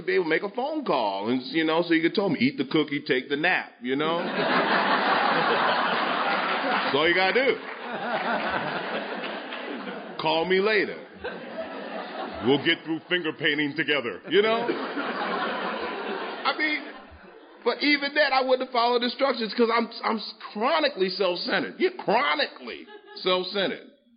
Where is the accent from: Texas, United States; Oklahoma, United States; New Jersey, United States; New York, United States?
New York, United States; I grew up in New York, you know, where they make it, South Bronx